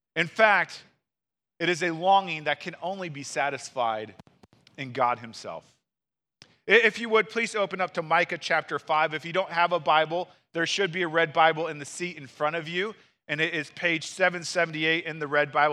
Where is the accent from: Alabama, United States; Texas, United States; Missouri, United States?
Missouri, United States; St. Louis; moved away; I grew up in Saint Louis